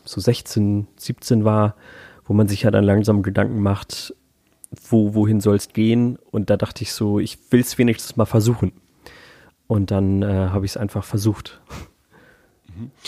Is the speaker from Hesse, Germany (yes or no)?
no; Hamburg, Germany; moved away as an adult; now in Berlin, Germany; ich komme halt aus Hamburg, also es ist meine Heimatstadt